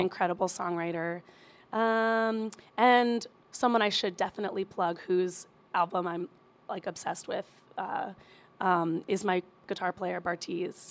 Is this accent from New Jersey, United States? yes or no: yes; Princeton, New Jersey, United States; moved away as an adult; also born or lived in Bronx, New York; now in Queens, New York, United States; born in the Bronx, raised in Jersey, stay pretty close.